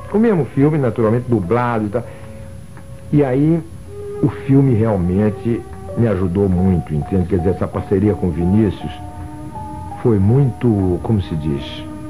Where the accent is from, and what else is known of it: Rio de Janeiro, Brazil; born or raised there